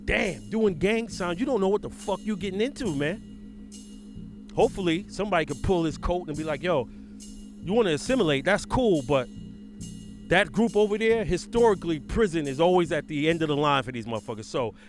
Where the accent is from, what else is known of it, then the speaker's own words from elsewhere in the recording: New York City, New York, United States; Brings me back to when I grew up in Brooklyn.